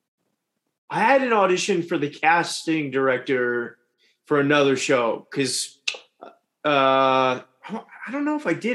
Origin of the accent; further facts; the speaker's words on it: Richmond, Virginia, United States; I'm from Richmond, Virginia.